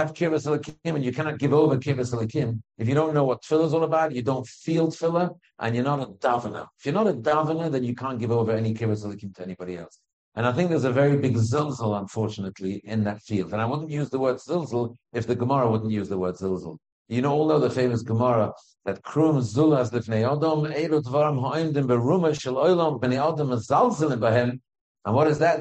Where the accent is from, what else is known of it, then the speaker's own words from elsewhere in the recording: United Kingdom; I'm British after all.